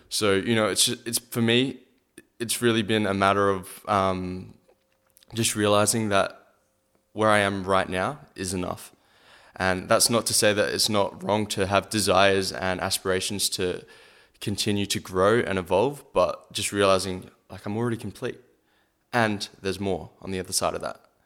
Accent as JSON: {"language": "English", "town": "Adelaide", "region": "South Australia", "country": "Australia", "tie": "born or raised there", "said": "my hometown"}